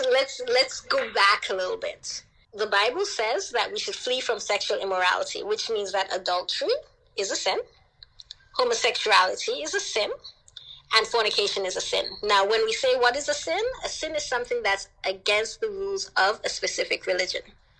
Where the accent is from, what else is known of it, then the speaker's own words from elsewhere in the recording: Jamaica; born there; And, you know, I didn't tell him that I was born in Jamaica.